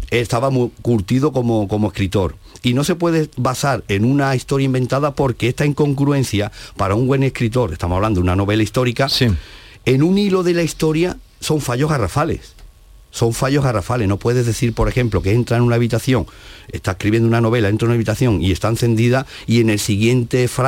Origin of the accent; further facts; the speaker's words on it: Coria del Río, Andalusia, Spain; Pues soy de Corea del Río, soy eh, nacido y resido en esta localidad sevillana.